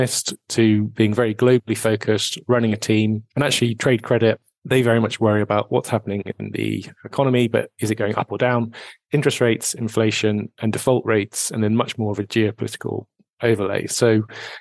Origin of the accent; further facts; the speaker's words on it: United Kingdom; moved away as an adult; now in Edinburgh, United Kingdom; I grew up just outside of London